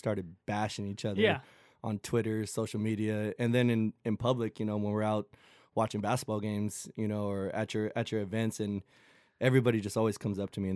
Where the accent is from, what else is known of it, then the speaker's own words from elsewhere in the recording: Southern California, United States; also born or lived in San Antonio, Texas / Mexico; I'm from Southern California, played my high school ball at Artesia.